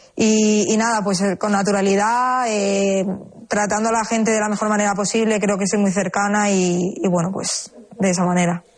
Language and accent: Spanish; Seville, Andalusia, Spain; soy sevillana